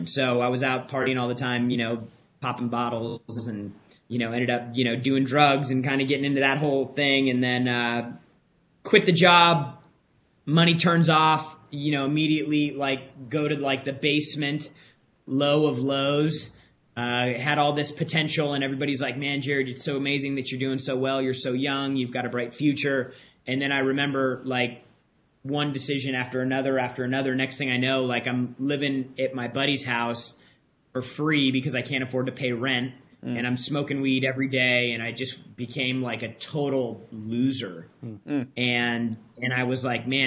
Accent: San Diego, California, United States; I grew up in San Diego

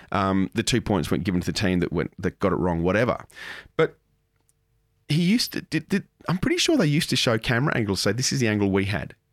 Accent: Moss Vale, New South Wales, Australia; I grew up in Moss Vale and I played all sorts of sports down in Wollongong.

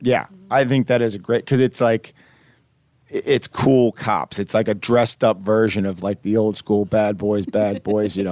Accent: Midwest, United States; also born or lived in Houston / Boston; now in Nashville, United States; growing up in the Midwest and spending some time in Houston and Boston and all these different places

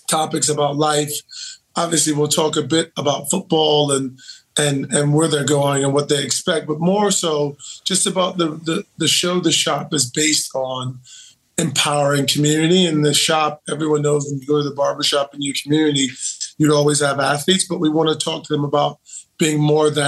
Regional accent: Akron, Ohio, United States; because I am from Akron, Ohio. So I am a Buckeye loyalist.

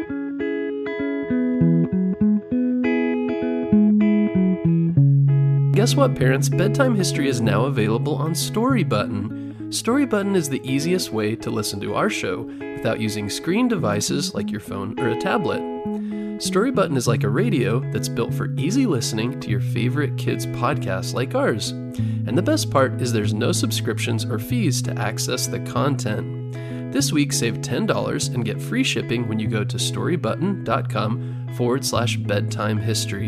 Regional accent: Arizona, United States; Arizona, my home state

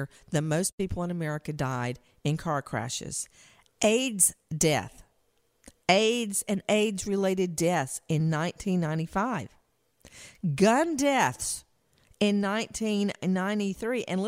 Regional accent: Macon, Georgia, United States; moved away; it was in my hometown

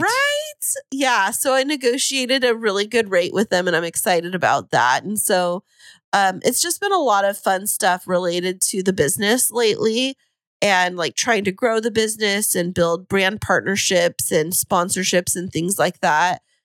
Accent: Fresno, California, United States; now in San Diego, United States; I'm a transplant from Central California.

